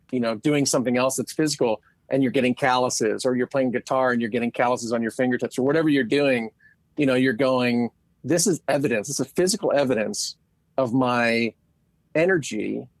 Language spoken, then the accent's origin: English; outside of Philadelphia, Pennsylvania, United States; I grew up outside of Philadelphia